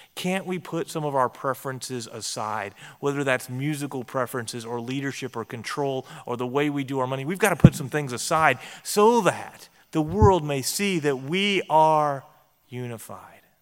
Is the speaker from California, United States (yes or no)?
no; Texas, United States; I grew up in Texas, and I grew up among Texas Baptists